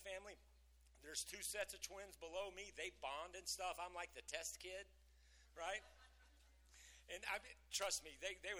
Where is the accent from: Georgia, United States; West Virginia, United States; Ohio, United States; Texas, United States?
Texas, United States; Lubbock; I was born in Lubbock